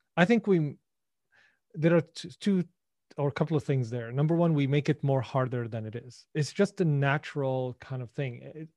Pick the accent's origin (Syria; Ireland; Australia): Syria; born or raised there; English is a second language; moved away